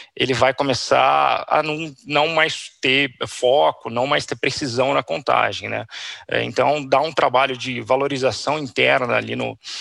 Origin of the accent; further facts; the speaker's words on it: Campinas, São Paulo, Brazil; eu sou de Campinas